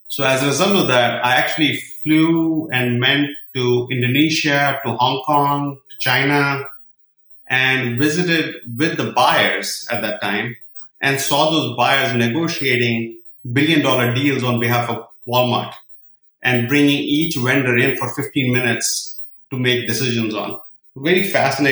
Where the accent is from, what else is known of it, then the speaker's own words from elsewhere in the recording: Srinagar, Jammu and Kashmir, India; now in United States; I was born in Kashmir. Being a Kashmiri boy, raised in a small place